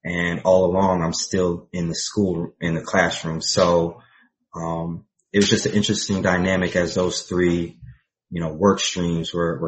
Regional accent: Central Illinois, United States; also born or lived in West Philadelphia, Pennsylvania / Chicago area; So I was born in Pennsylvania, West Philadelphia. My father worked for GE. My mother was a professor, and my father got a job transfer to Central Illinois. And so I grew up in Central Illinois

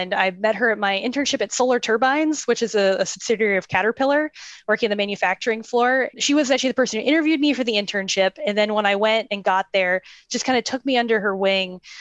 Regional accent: Tampa, Florida, United States; So I went at my hometown from Tampa, Florida

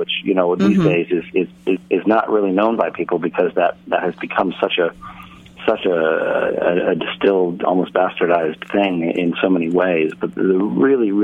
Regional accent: San Francisco, California, United States; moved away; also born or lived in London; I went back to my hometown of San Francisco

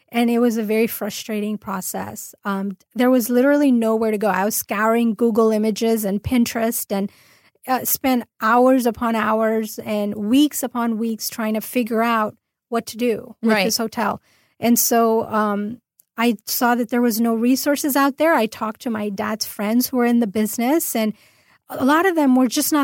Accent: Orange County, California, United States; I'm actually from LA area. I'm from Orange County

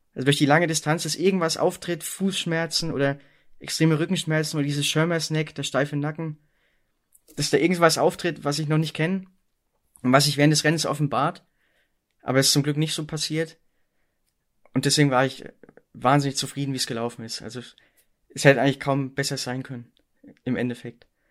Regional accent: East Germany, Germany; ich komme auch gebürtig aus Ostdeutschland

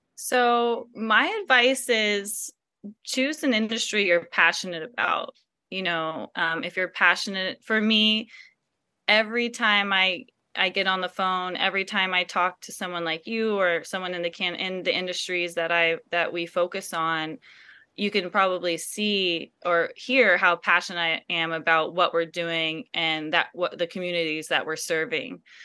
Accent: Silicon Valley, California, United States; growing up in the Silicon Valley

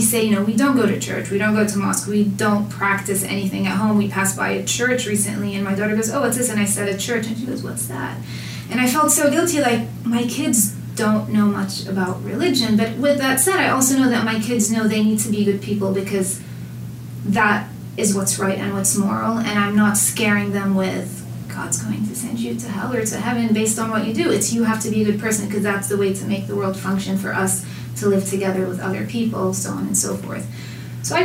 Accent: Jerusalem, Palestine; Initially, I would say, oh, I'm from Jerusalem. And people would be like, oh, my cousin made Aliyah there. And I'm like, I'm Palestinian.

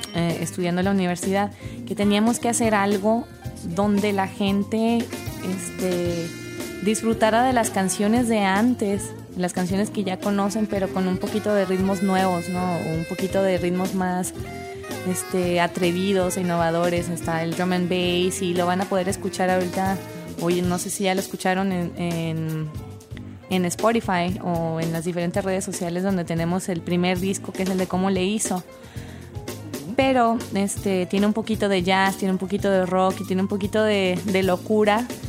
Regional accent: Ciudad Juárez, Chihuahua, Mexico; also born or lived in El Paso; yo soy pues, de Ciudad Juárez, Chihuahua, de la frontera

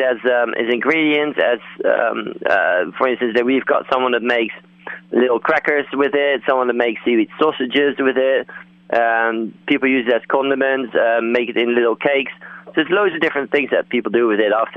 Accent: Netherlands; moved away as an adult; now in Cornwall, United Kingdom; I'm originally from Holland

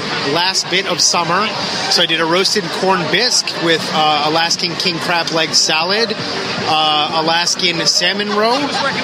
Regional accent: Connecticut, United States; I'm from Connecticut

